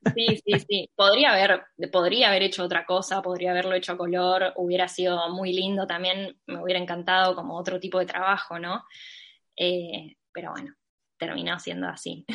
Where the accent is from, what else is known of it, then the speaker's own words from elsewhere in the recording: Mar del Plata, Buenos Aires Province, Argentina; Mar del Plata, mi ciudad natal